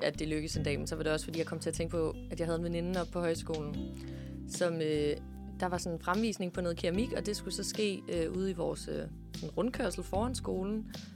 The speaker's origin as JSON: {"language": "Danish", "town": "Herringløse", "region": "Zealand", "country": "Denmark", "said": "jeg fra en lille by, der hedder Herringløs, øh, som ligger i Roskilde"}